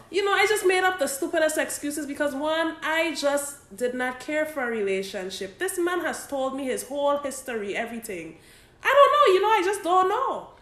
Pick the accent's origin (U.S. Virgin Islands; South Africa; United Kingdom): U.S. Virgin Islands; Saint Croix; we grew up as neighbors in St. Croix, United States Virgin Islands